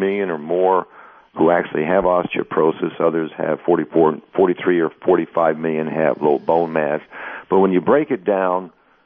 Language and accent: English; United States; Growing up in the United States and in the health food industry